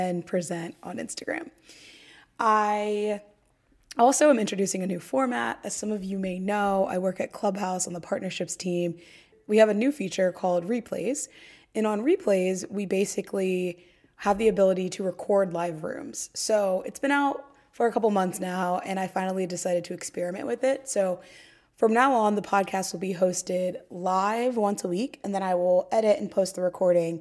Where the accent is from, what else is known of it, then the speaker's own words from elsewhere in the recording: Dayton, Ohio, United States; now in Brooklyn, United States; I live in Brooklyn, but I'm originally from Ohio, and I started this podcast about a year ago after spending an extended period of time at home in my hometown of Dayton, Ohio